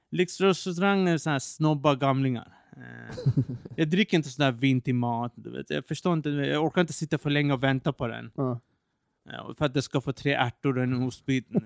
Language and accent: Swedish; Iran; Eh, när jag var i mitt hemland Iran förra året, jag gillar street snacks.